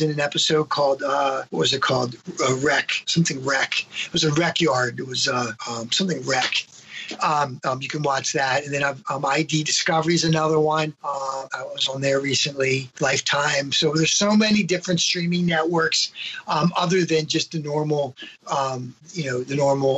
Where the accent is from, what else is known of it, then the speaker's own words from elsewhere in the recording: Maryland, United States; moved away; back where I grew up in Maryland